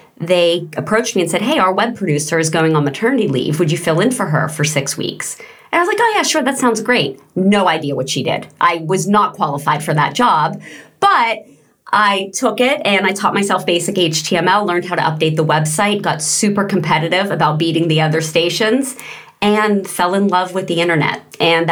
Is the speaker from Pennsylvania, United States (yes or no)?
yes; Pittsburgh, Pennsylvania, United States; also born or lived in New York City / Los Angeles; I do currently live in Pittsburgh, and I am from Pittsburgh, grew up here